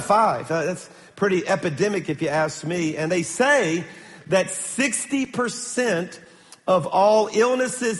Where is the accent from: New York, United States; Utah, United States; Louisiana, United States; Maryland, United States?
Louisiana, United States; Baton Rouge; I'm from Baton Rouge